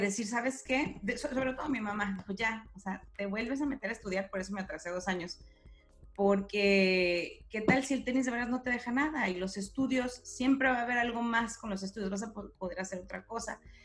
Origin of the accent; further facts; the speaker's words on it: Guadalajara, Jalisco, Mexico; moved away as an adult; also born or lived in Laredo / Sacramento; now in San Diego, United States; nací en Guadalajara y ahí crecí hasta los que 18 años más o menos